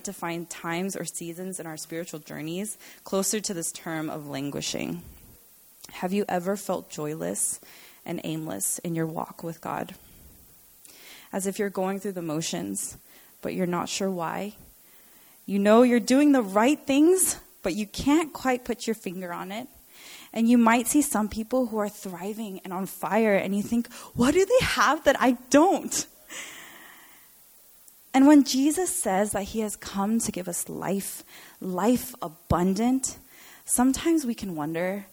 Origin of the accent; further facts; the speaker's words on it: Dublin, California, United States; also born or lived in Fullerton, California; now in Diamond Bar, United States; I was born and raised in the Bay Area, woohoo, in Dublin, which you guys might know is the last BART station